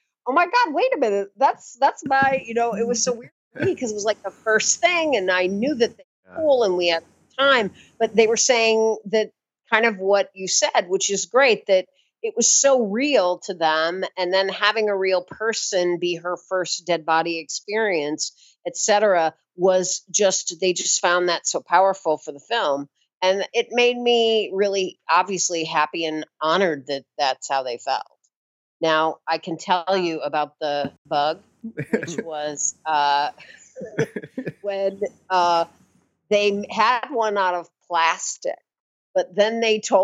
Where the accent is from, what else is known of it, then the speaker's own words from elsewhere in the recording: St. Louis, Missouri, United States; moved away as an adult; now in New York, United States; So St. Louis, Missouri, born and raised